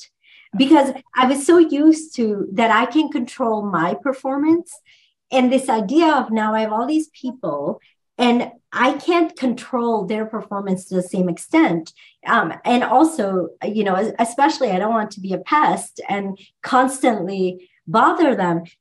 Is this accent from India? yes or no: yes; India; moved away; growing up in India